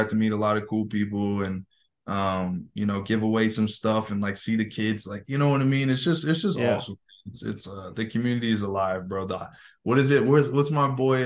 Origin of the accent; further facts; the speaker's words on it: California, United States; I grew up in California